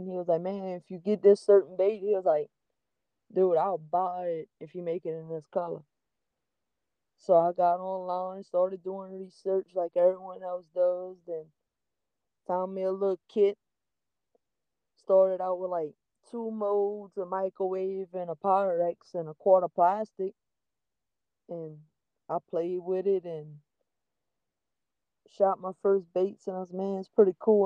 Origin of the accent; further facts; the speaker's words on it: Thibodaux, Louisiana, United States; I'm actually from a little community right outside of Thibodaux called St. Charles. But I tell everybody I'm from Thibodaux